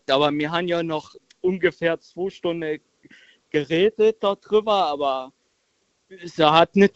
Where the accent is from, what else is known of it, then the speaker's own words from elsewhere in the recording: Völklingen, Saarland, Germany; Nee, mir, mir Völklinger sind halt so.